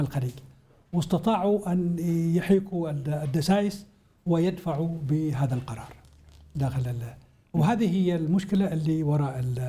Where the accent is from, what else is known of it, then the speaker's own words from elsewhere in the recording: Hadhramaut, Yemen; عندنا في حضرموت